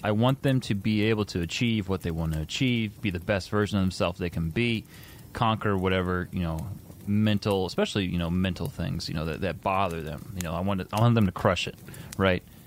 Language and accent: English; Indiana, United States; I'm from Indiana.